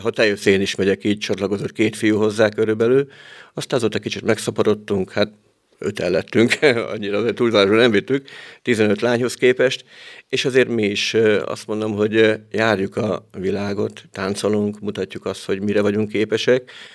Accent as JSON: {"language": "Hungarian", "town": "Padragkút", "region": "Veszprém County", "country": "Hungary", "tie": "born or raised there", "moved": "yes", "lives_now": "Veszprém, Hungary", "said": "kis falomba padrakuton, ahonnan származom"}